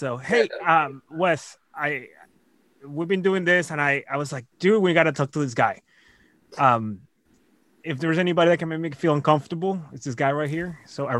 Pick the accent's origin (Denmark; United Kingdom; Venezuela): Venezuela; Caracas, Capital District; now in Austin, United States; dude's from my hometown in Venezuela, in Caracas, in Venezuela.